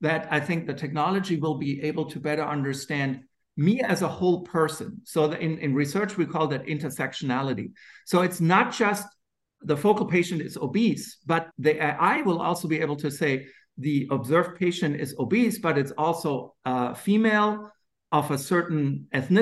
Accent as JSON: {"language": "English", "country": "Germany", "accent": "German", "moved": "yes", "said": "my funny German accent"}